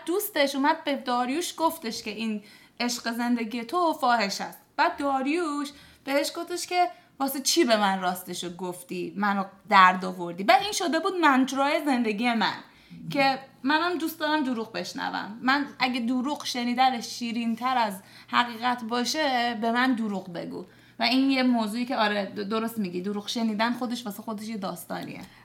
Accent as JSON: {"language": "Persian", "country": "Iran", "tie": "born or raised there", "also_born_or_lived": "Dubai, United Arab Emirates", "said": "14 ساله که توی دبی و ایران بزرگ شدم تو کشور عربی و حالا مثلا ایران"}